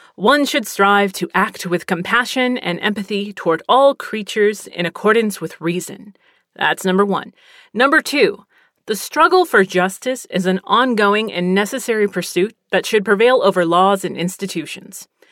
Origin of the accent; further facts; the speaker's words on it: Texas, United States; also born or lived in Pennsylvania; I'm from Pennsylvania. I've lived in Texas most of my life